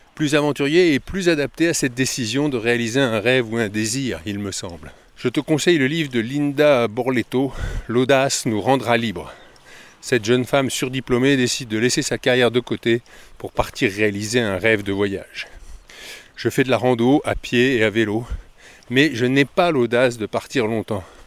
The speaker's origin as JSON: {"language": "French", "country": "France", "said": "nous, en France"}